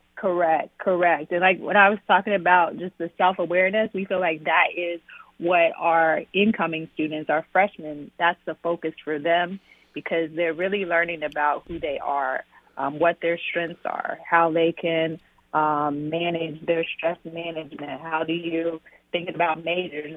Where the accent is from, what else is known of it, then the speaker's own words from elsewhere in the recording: Arkansas, United States; moved away; born and raised, um, in Arkansas